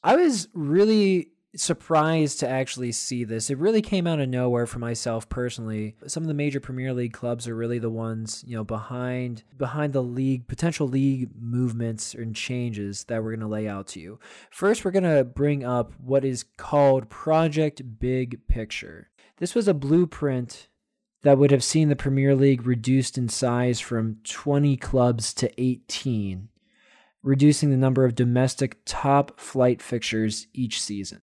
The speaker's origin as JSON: {"language": "English", "country": "United States", "said": "as American fans"}